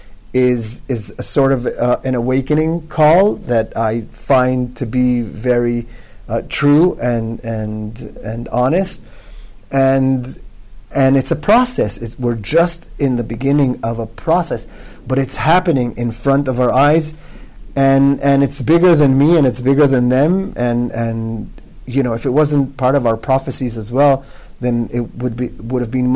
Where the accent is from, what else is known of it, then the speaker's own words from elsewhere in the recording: Israel; English is a second language; although I'm born and bred Israeli, that's not my mother tongue, English